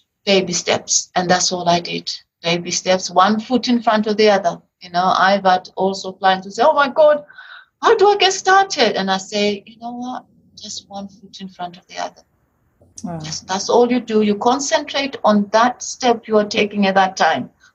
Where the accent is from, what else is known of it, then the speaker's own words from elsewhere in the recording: United Kingdom; accent: British; my British accent